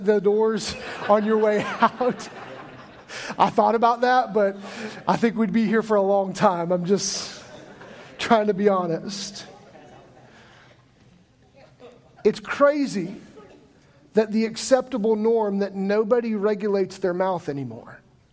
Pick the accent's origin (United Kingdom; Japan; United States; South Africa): United States; Midwest; moved away; I grew up in the Midwest